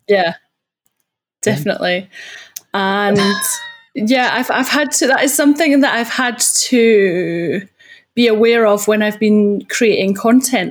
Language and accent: English; Scotland, United Kingdom; accent: Scottish; now in Guildford, United Kingdom; I'm from Scotland